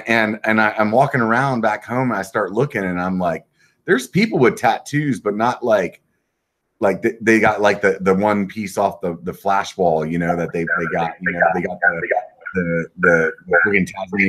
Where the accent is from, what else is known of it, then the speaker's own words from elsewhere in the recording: Pennsylvania, United States; now in California, United States; I'm from Pennsylvania